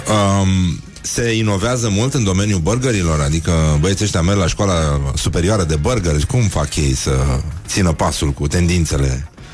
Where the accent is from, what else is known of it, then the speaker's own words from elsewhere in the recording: Brăila, Brăila County, Romania; când eram copil, la Brăila